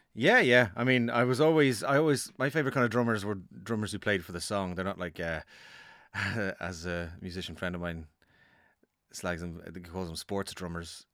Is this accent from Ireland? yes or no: yes; Dublin, Leinster, Ireland; I am from Dublin